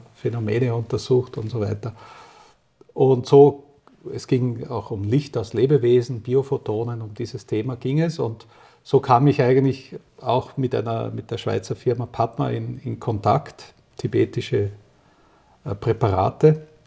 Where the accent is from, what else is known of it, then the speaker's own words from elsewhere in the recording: Vienna, Austria; now in Switzerland; 1961 in Österreich, in Wien geboren